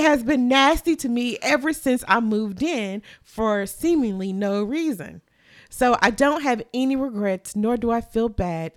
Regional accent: Kentucky, United States; I'm from Kentucky

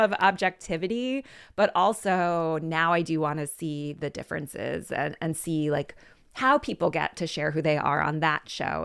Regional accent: Philadelphia, Pennsylvania, United States; I grew up in Philadelphia, went away for a bit, but I've been back

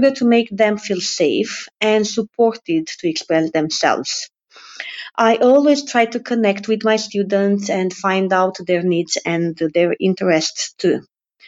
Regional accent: Romania; I am an English teacher from Romania.

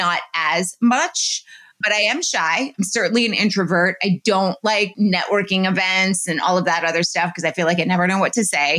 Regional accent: New York City, New York, United States; When I started working in New York City, which is where my hometown was when I went to high school

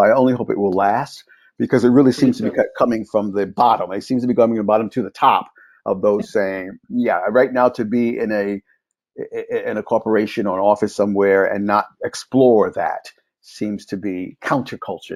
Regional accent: New York, United States; born or raised there

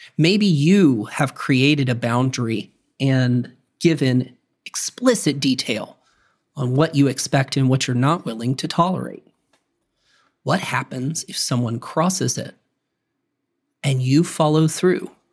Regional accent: the South, United States; I'm from the South

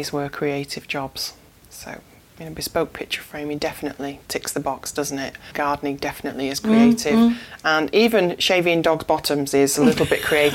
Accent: Stockport, North West England, United Kingdom; moved away as an adult; now in Glossop, United Kingdom; I grew up in Edgeley in Stockport and went to a little school called St Matthew's

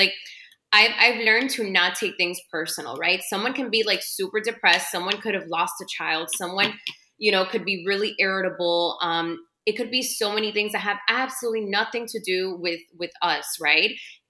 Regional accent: Miami, Florida, United States; But me living in Miami, growing up in Miami, you know, we have our own kind of, It can seem mean when you're out of this, right?

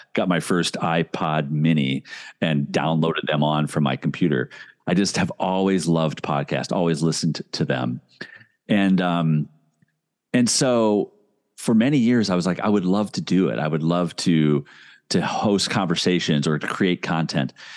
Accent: Indianapolis, Indiana, United States; now in Minnesota, United States; I grew up in Indianapolis, Indiana

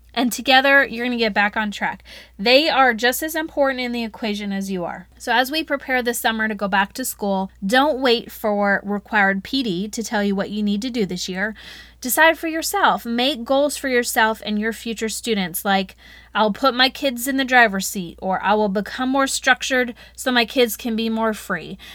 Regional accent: the South, United States; accent: Southern; My Southern accent probably came out real good

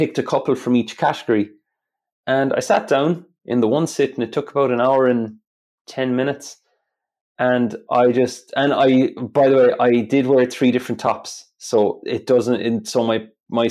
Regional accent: Ireland; accent: Irish; My Irish accent

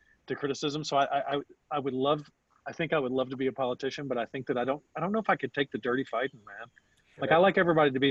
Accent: Indiana, United States; my hometown

